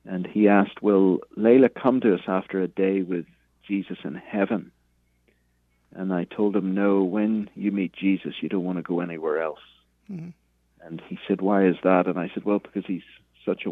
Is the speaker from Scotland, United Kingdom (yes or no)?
no; Belfast, Northern Ireland, United Kingdom; moved away as an adult; also born or lived in Cambridge, England; now in United States; I'm from Belfast, Northern Ireland, originally, as you can hear from the accent.